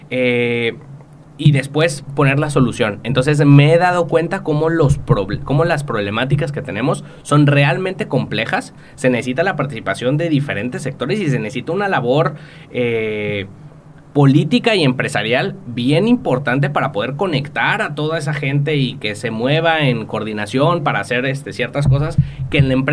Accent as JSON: {"language": "Spanish", "country": "Mexico", "said": "me van a traer un despacho de Las Vegas que va a venir y me va a decir cómo constituir mi empresa, como mexicano, qué puedo y qué no puedo hacer en Estados Unidos"}